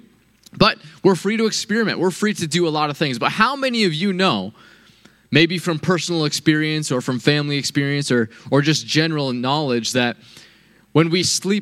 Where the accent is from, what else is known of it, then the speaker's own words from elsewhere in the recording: United States; I am a proud American